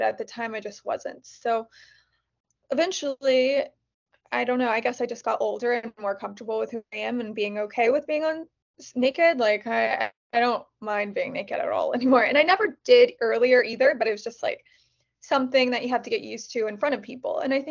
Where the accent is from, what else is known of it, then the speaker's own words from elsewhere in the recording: Kansas, United States; moved away as an adult; now in Los Angeles, United States; I was from Kansas